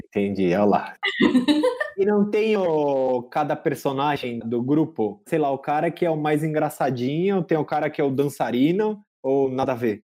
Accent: Brazil; a gente é brasileiro

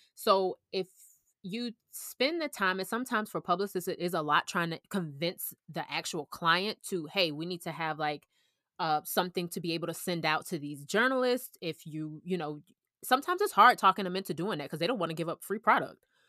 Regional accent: Orlando, Florida, United States; moved away; also born or lived in Georgia; I'm actually from Orlando

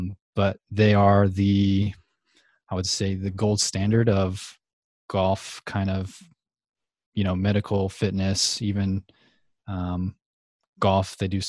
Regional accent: New Jersey, United States; I'm originally from New Jersey, southern part, and the actual southern part. Most people think that anything like just south of New York City is south, but I'm from like 30 minutes east of Philadelphia.

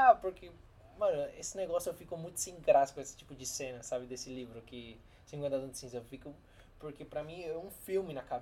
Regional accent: São Paulo, Brazil; Eu sou de São Paulo.

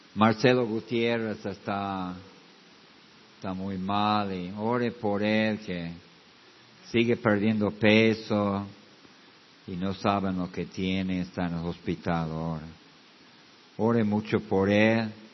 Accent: United States; moved away; yo vengo de los Estados Unidos

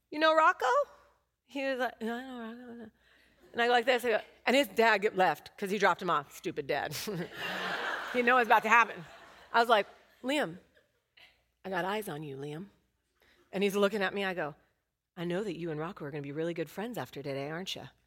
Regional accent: Oakland, California, United States; I'm from Oakland

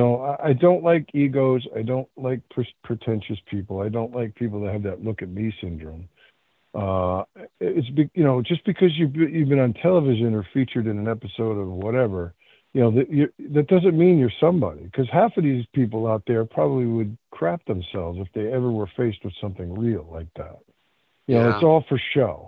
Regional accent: Connecticut, United States; I'm born and raised in Connecticut

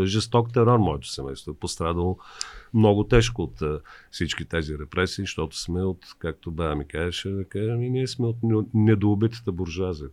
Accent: Varna, Varna Province, Bulgaria; now in Sofia, Bulgaria; аз съм от Варна.

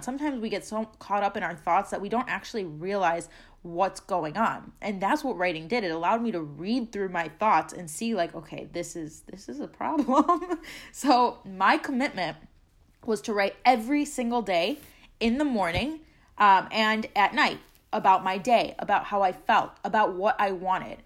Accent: Chicago, Illinois, United States; moved away as an adult; I'm originally from Chicago

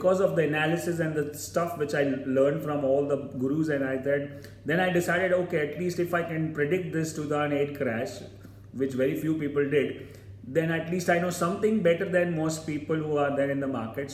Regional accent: Mumbai, Maharashtra, India; I am from Mumbai

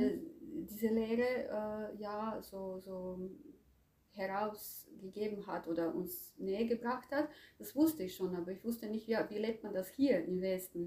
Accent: Croatia; moved away as an adult; also born or lived in Zagreb; now in Germany; Also ich komme ursprünglich aus Kroatien das mhm. war damals Jugoslawien ähm, und ich lebe seit äh, 20, mehr als 20 Jahren in Deutschland.

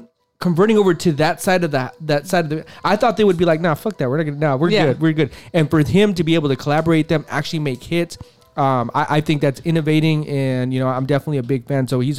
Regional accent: West Coast, United States; We're from the West Coast, for everybody listening. We are from the West Coast.

